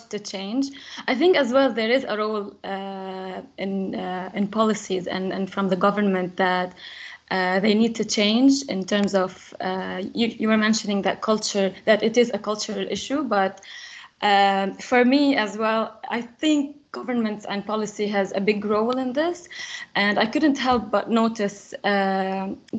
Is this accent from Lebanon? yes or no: yes; Lebanon; I'm coming from Lebanon